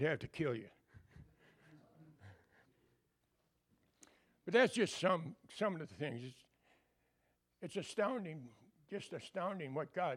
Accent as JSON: {"language": "English", "country": "United States", "also_born_or_lived": "Honduras", "moved": "as an adult", "said": "I'm from America"}